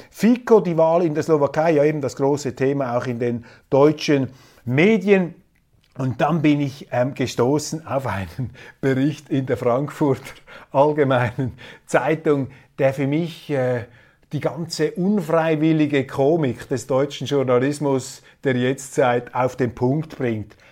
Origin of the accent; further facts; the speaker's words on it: Switzerland; als Schweizer